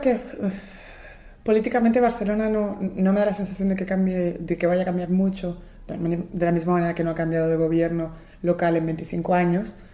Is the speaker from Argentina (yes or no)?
yes; Buenos Aires, Argentina; yo nací en Buenos Aires